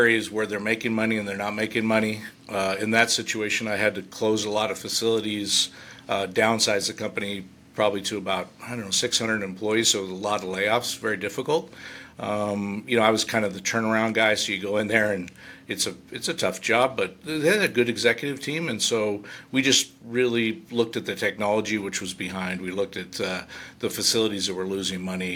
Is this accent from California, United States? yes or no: yes; California, United States; also born or lived in San Jose, California; now in Reno, United States; I moved to Reno is it's real close to my hometown. It's 1,900 people. It's in the California side